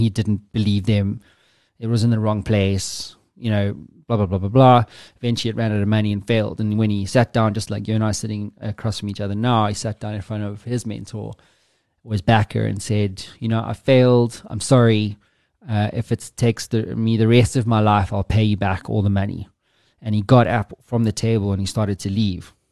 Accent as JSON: {"language": "English", "country": "South Africa", "said": "me being South African"}